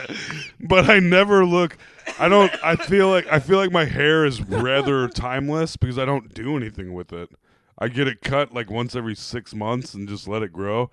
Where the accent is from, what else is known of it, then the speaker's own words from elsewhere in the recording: Iowa, United States; accent: Iowa; I have an Iowa accent